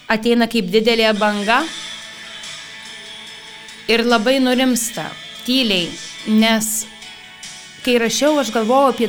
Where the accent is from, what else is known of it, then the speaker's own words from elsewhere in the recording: Alytus, Alytus County, Lithuania; moved away; gimiau ir augau Alituje.